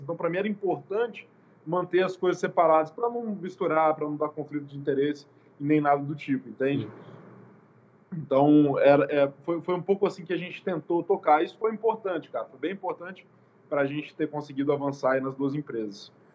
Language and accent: Portuguese; Guarapari, Espírito Santo, Brazil; also born or lived in Vitória; eu sou nascido aqui em Guarapari, então não sou nem de Vitória, nem na capital